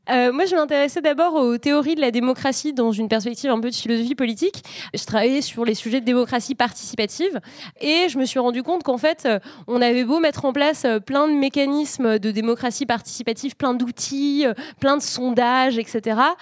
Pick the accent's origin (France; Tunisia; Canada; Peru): France; chez nous en France